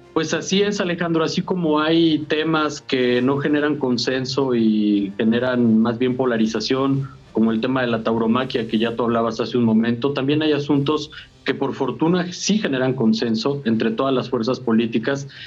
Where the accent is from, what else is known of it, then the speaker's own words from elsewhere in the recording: Mexico; son parte de nuestra identidad como mexicanos